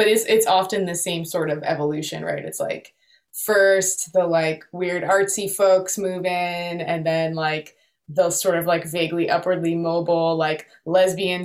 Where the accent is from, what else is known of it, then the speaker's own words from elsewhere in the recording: New York City, New York, United States; also born or lived in Manhattan; Born in Manhattan, raised in Park Slope, Brooklyn